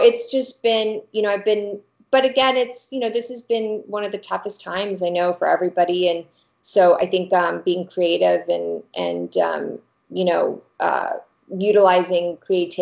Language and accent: English; Arkansas, United States; now in Los Angeles, United States; I'm from Arkansas originally, my family, and I love Arkansas as a state to shoot